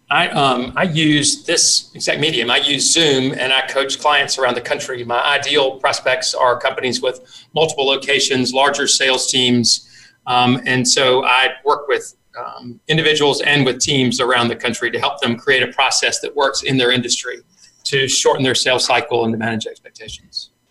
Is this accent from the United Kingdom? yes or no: no; South Carolina, United States; I grew up in in South Carolina